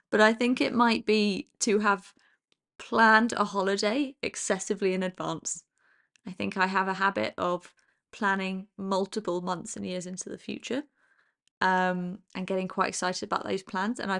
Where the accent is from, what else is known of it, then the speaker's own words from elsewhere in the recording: London, United Kingdom; now in Copenhagen, Denmark; I am half English and half Danish. I've spent most of my life living in the UK, a good chunk of that in the great city that is London.